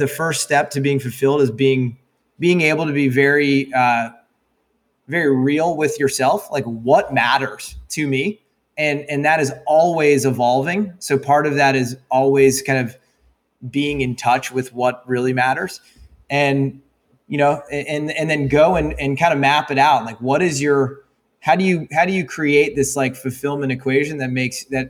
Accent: Annapolis, Maryland, United States; grew up in Annapolis, Maryland.

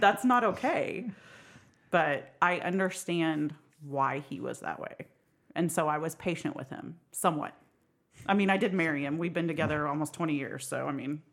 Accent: Sperry, Oklahoma, United States; I am from Sperry, Oklahoma

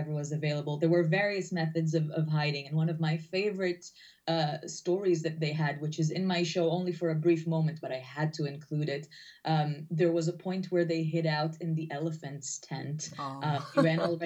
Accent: Israel; I grew up in Israel

